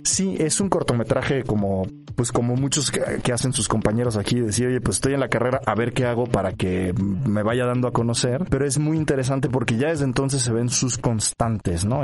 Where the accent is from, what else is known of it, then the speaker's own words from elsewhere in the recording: Mexico; como mexicanos